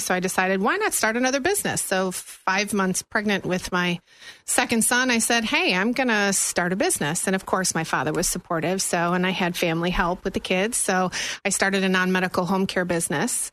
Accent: Buffalo, New York, United States; moved away as an adult; also born or lived in Tennessee / Germany; now in Florida, United States; Born and raised in Buffalo area

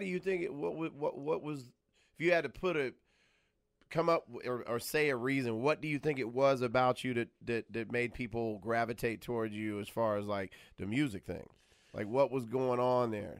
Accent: Atlanta, Georgia, United States; moved away as an adult; now in Los Angeles, United States; I'm from around the way in the ATL

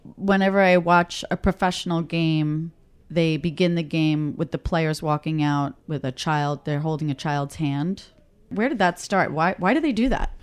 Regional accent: New York City, New York, United States; I'm Italian from Queens

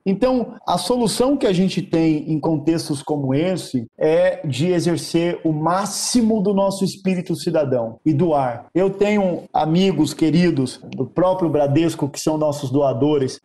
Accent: Guarulhos, São Paulo, Brazil; eu nasci num barraco, numa favela em Guarulhos, Guarulhos, São Paulo. Eu vivi os primeiros anos da minha vida numa situação de muita pobreza

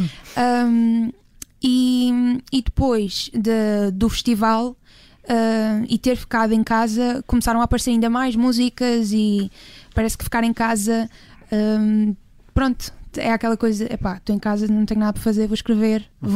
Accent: Ponta do Sol, Madeira, Portugal; moved away; lá na minha terra natal, que é a Ponta de Sol

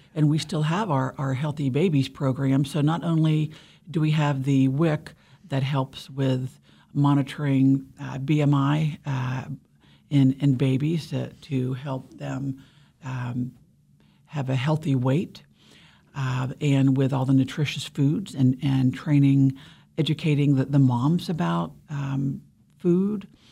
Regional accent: Ohio, United States; moved away as an adult; also born or lived in Pennsylvania; now in Kansas, United States; I was born in Pennsylvania and grew up in Ohio, but I've been in Kansas since I was twenty-one, so this is my home

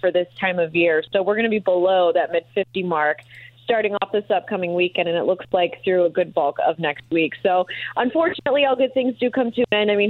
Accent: Green Bay, Wisconsin, United States; now in Indianapolis, United States; I've been here for about five years or so, and I came from the Green Bay area area.

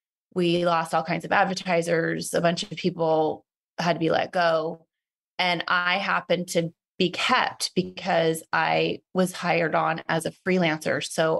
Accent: Petaluma, California, United States; moved away as an adult; also born or lived in Los Angeles, California; I'm from Petaluma, California. Not a lot of us leave.

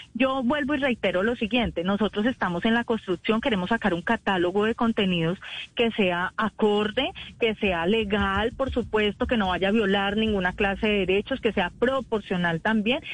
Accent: Venezuela; como venezolano

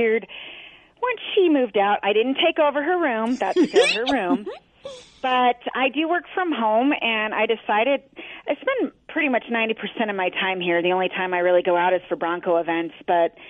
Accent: Colorado, United States; I moved here when I was two, and I'm 45 now, so I kind of consider myself pretty much a native.

